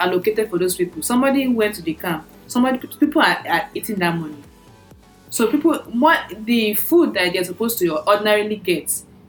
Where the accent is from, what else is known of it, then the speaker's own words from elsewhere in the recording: Doma area, Nasarawa, Nigeria; I'm from the Doma area. So Agatu is not too far from my place. From my grandfather's community. My grandmother is from Agatu, or was from Agatu before she died.